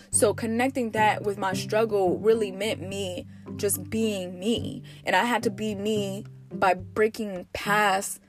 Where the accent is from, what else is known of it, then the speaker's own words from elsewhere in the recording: United States; I'm from America, you know, I'm a 90s baby